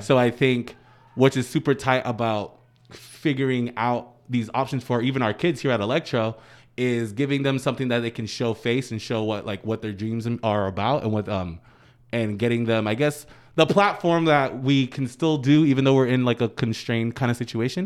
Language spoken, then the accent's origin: English; near Boston, Massachusetts, United States; in Boston, 'cause my hometown is forty-five minutes out